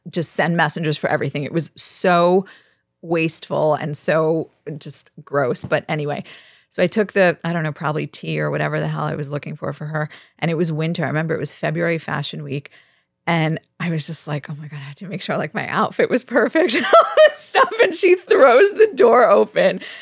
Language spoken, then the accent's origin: English; New York City, New York, United States; Grew up in Brooklyn. Went to NYU. Live in the West Village.